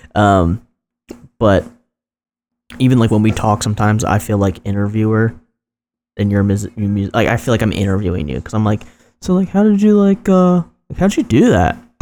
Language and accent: English; New Jersey, United States; this weird pocket of Jersey